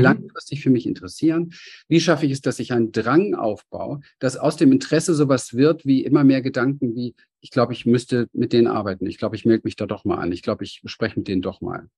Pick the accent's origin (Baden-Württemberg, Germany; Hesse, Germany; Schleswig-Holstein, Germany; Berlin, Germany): Berlin, Germany; ich bin als kleines Kind in Berlin aufgewachsen, Hinterhofskind, arme Verhältnisse